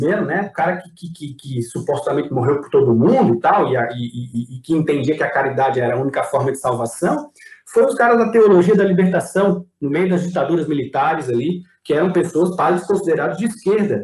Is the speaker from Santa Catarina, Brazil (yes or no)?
yes; Santa Catarina, Brazil; Eu como brasileiro catarinense